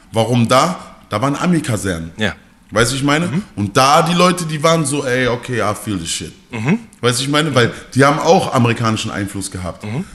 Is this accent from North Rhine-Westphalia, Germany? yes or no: yes; Mülheim an der Ruhr, North Rhine-Westphalia, Germany; bei uns in Mülheim